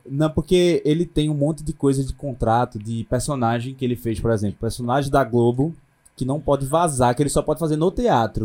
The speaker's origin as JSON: {"language": "Portuguese", "region": "Northeast Region", "country": "Brazil", "accent": "Northeastern"}